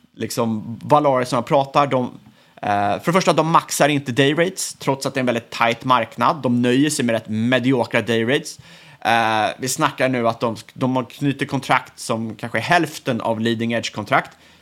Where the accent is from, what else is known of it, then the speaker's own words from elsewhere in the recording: Sweden; som svensk